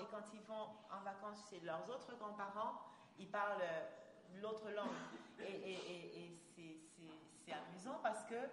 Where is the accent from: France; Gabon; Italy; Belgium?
Gabon; D'abord, ce n'est pas, pas le même accent, et puis voilà, on est Gabonais, on n'est pas Camerounais, faut pas exagérer.